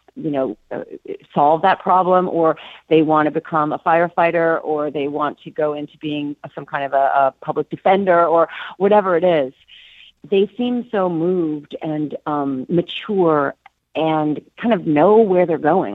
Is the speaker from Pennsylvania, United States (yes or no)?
no; Minneapolis, Minnesota, United States; moved away; I'm from Minneapolis originally